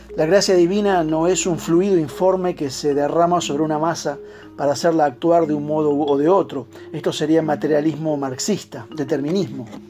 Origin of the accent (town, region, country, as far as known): Argentina